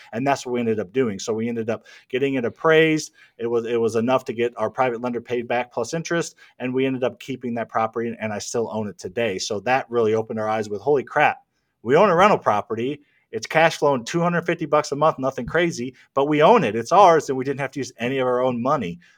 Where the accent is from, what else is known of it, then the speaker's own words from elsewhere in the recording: Midwest, United States; I grew up in the Midwest, in the lower middle class